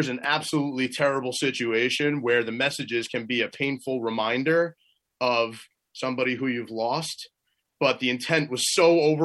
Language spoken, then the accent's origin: English; New Jersey, United States; my home state of New Jersey